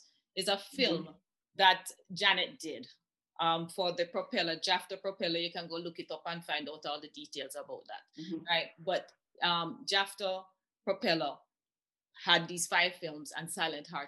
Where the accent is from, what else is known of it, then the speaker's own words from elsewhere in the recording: Jamaica; I'm a Jamaican first